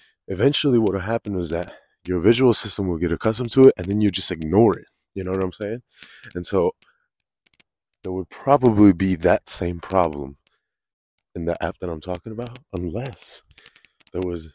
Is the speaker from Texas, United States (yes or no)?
no; Connecticut, United States; now in South Florida, United States; I grew up in Connecticut